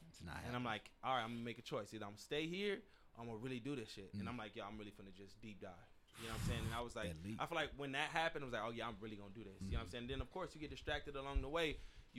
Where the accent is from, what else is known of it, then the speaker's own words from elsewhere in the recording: Pasadena, California, United States; I'm from Pasadena. So when you lose somebody that close, immediately dark thoughts happen.